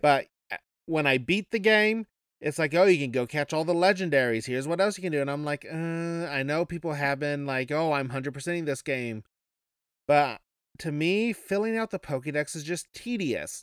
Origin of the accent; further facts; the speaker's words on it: Kansas, Midwest, United States; I come from the Midwest